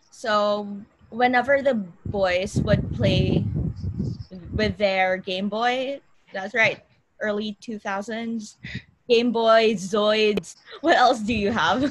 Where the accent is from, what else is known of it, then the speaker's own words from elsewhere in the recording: Bacolod, Negros Island Region, Philippines; I'm also based in Bacolod. So this is our hometown.